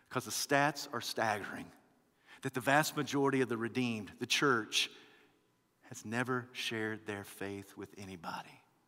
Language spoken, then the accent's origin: English; United States